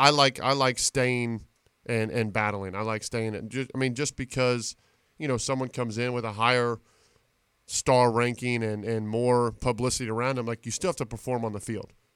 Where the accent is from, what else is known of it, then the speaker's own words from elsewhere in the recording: Reading, Ohio, United States; I'm from Reading High School